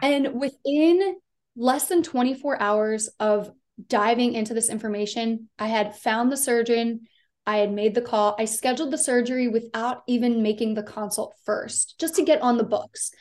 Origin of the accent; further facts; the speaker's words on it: Delaware, United States; moved away; I grew up in a really small town. I'm from the East Coast. I'm from Delaware.